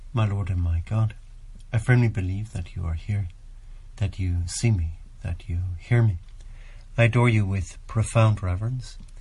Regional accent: Ireland; here in my home country and here in Ireland

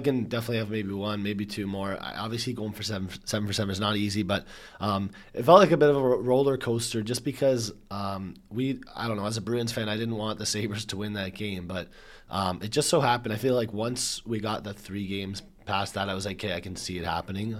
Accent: Canada; we're Canadian

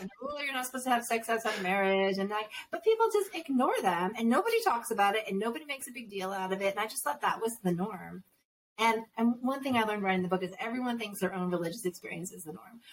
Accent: Northeast, United States; moved away; I was raised Catholic in the Northeast

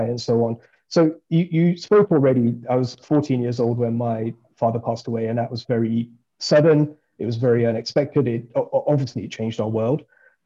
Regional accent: Birmingham, West Midlands, United Kingdom; moved away; I grew up in Birmingham

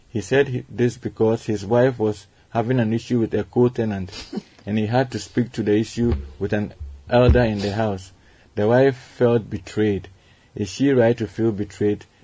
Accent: Madina, Greater Accra, Ghana; from Madina.

